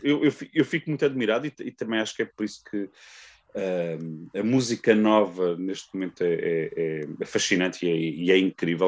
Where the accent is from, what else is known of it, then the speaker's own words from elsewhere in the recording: Amadora, Lisbon, Portugal; eu sou da Amadora, uh, uma cidade perto de Lisboa